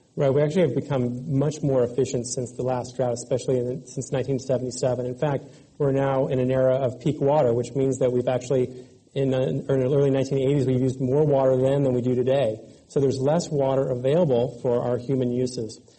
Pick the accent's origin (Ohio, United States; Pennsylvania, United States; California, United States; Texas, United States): California, United States; I grew up here in California and actually lived through several droughts uh, growing up